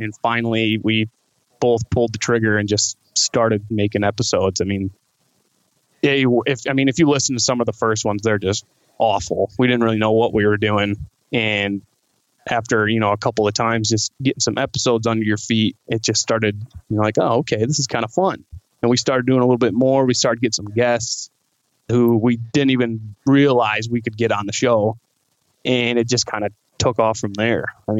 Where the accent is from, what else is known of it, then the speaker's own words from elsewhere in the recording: Dorr, Michigan, United States; I grew up in the Grand Rapids area my entire life. just in a little town called Door. So it's south of Grand Rapids.